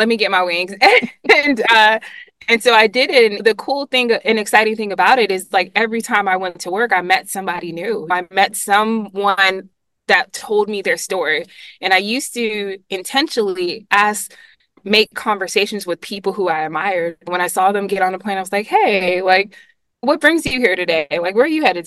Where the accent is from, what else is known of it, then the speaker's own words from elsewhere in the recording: Monterey, California, United States; moved away as an adult; now in Atlanta, United States; my experience coming from Monterey, which is like its own little island, and then coming to this larger city